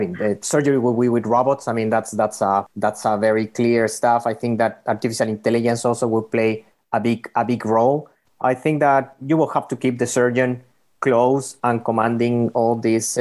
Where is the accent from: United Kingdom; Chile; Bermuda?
Chile; moved away as an adult; also born or lived in Bay Area / North Carolina; now in United States; we're coming from Chile originally